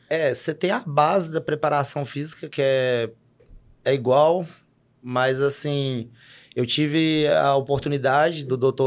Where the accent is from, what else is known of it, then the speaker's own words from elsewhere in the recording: Sete Lagoas, Minas Gerais, Brazil; moved away as an adult; now in Unaí, Brazil; eu nasci em Sete Lagoas, cresci num bairro de média, baixa classe.